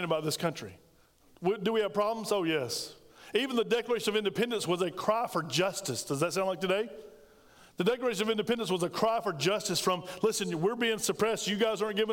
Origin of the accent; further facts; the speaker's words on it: United States; as an American